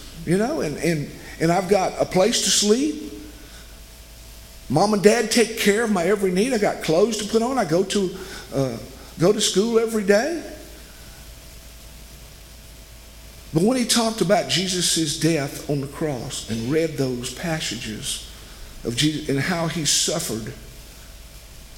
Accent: West Monroe, Louisiana, United States; born or raised there

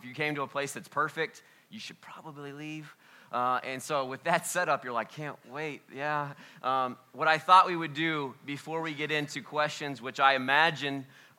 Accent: Oxford, Ohio, United States; well, we're just from Oxford, Ohio.

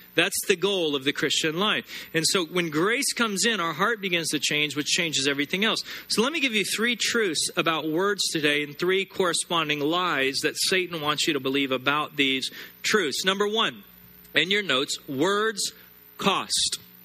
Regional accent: United States; I'm an American and I'm proud to be American

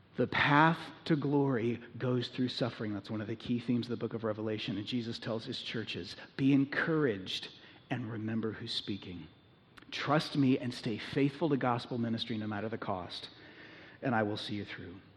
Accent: United States; American Christians

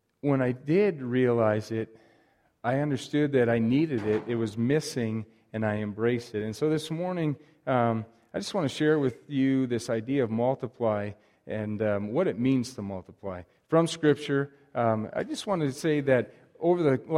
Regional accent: Wisconsin, United States; now in Libby, United States; Growing up in Wisconsin, going to church in a solid Christian home

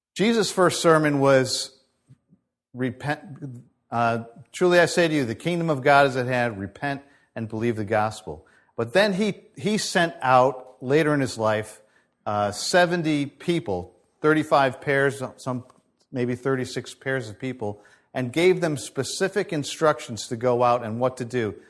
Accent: United States; as Americans

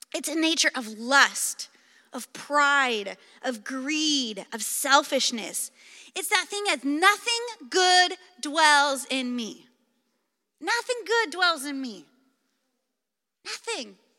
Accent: Clark County, Pacific Northwest, Washington, United States; I grew up in the Pacific Northwest. In fact, I've lived in Clark County my entire life

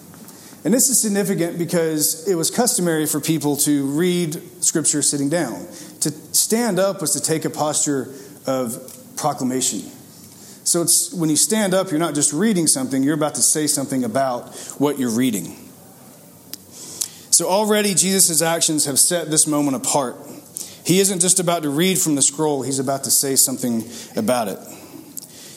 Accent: Grayson, Georgia, United States; moved away as an adult; now in Atlanta, United States; I'm from Grayson

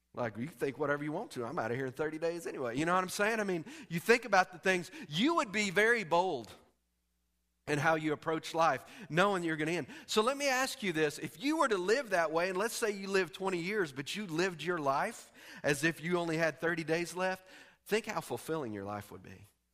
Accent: Texas, United States; I'm from Texas

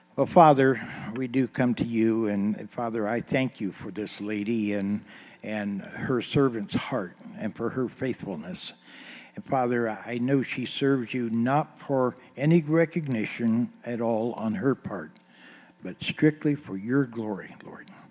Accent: Eaton, Ohio, United States; I was born on East High Street here in Eaton

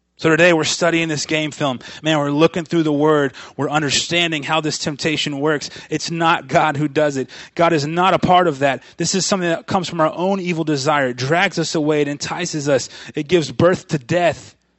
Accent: Florida, United States; I grew up in Florida. I grew up on the, on the, uh, on the Atlantic Ocean side of Florida. over there, right, you know, about an hour south of Orlando

